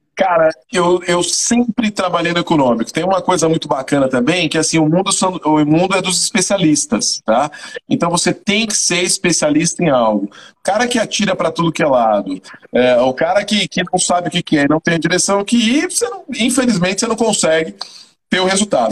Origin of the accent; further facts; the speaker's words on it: Salvador, Bahia, Brazil; moved away as an adult; also born or lived in São Paulo; now in Fortaleza, Brazil; Sou de Salvador, sou de Salvador, Bahia, cara. Ah, é Salvador, Nasci no né? bairro da Liberdade, no maior bairro negro